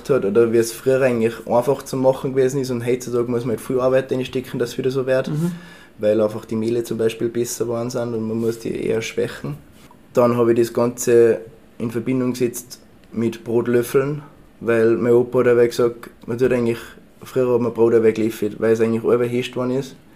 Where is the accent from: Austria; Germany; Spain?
Austria; Tyrol; Das, also ich wollte ihnen was typisch Tirolerisches bringen natürlich